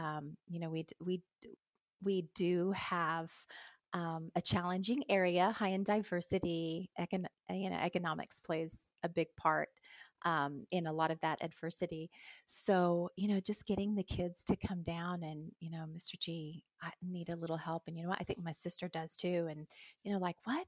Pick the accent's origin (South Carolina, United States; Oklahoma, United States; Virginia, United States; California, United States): Oklahoma, United States; Anadarko; I'm from Anadarko, Oklahoma